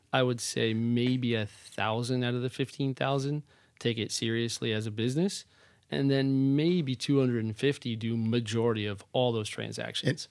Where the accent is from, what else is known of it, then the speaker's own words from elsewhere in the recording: Wanaque, New Jersey, United States; I grew up in northern New Jersey. Uh, my mom owned a dance studio. My dad was in sales, so a town called Wanakee, New Jersey